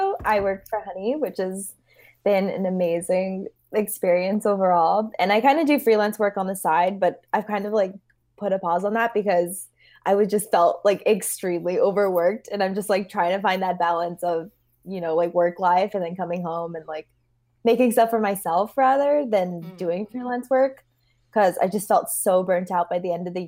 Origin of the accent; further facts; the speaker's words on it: Los Angeles, California, United States; I grew up